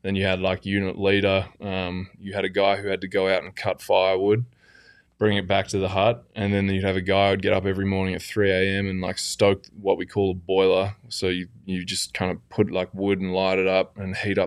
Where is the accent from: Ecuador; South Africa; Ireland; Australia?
Australia; moved away as an adult; now in Phoenix, United States; I'm Australian.